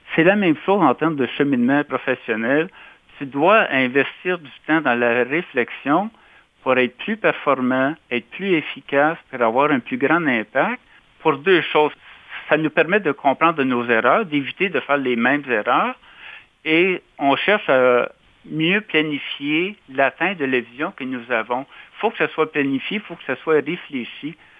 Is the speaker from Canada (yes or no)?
yes; Casselman, Ontario, Canada; J'ai été dans mon patelin, euh, dont à l'école secondaire de Castleman.